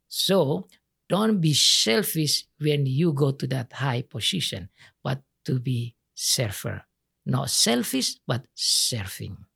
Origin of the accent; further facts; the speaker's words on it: Indonesia; English is a second language; also born or lived in Sumba Island; in my country, we are only learn how to memorize